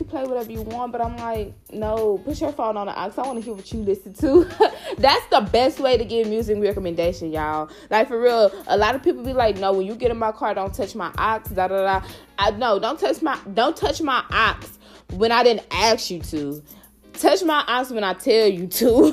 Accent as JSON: {"language": "English", "town": "Houston", "region": "Texas", "country": "United States", "lives_now": "Austin, United States", "said": "I'm from Houston, y'all. I'm so Houston"}